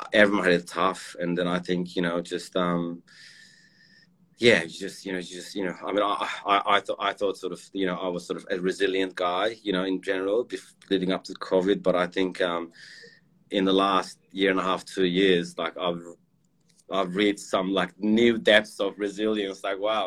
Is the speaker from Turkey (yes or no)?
yes; Turkey; moved away; I'm from Turkey originally